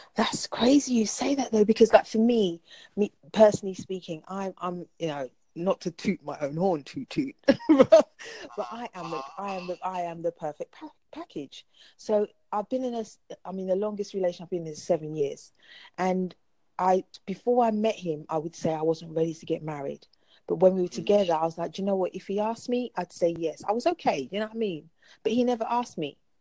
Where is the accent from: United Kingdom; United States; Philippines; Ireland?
United Kingdom; London; I'm from London